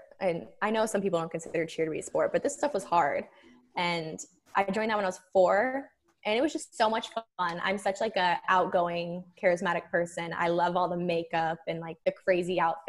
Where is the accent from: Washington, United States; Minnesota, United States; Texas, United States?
Texas, United States; The Woodlands; I'm from the Woodlands, Texas. I was born there, never left.